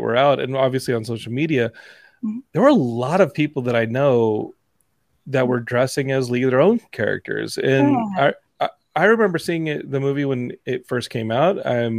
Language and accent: English; Texas, United States; It's cool to be from Texas when you're like her, not when you're like Ted Cruz, but Texas represents. I'm Texan.